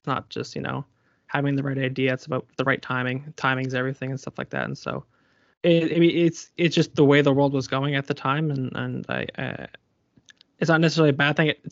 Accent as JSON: {"language": "English", "area": "Colchester", "region": "Nova Scotia", "country": "Canada", "said": "I'm from Colchester"}